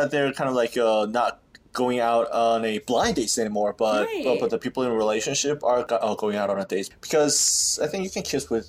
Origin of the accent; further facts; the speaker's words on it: South Korea; English is a second language; also born or lived in United States; I was born and raised in Korea. I used to live in U.S. for 2 years when I was in elementary school.